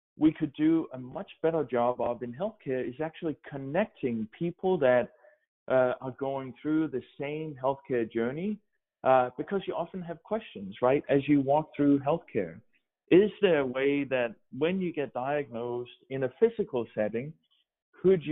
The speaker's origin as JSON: {"language": "English", "country": "Denmark", "tie": "born or raised there", "also_born_or_lived": "Oregon", "second_language": "English", "moved": "as an adult", "lives_now": "United States", "said": "I grew up in Denmark and spent my first 25 years, I guess, in Denmark"}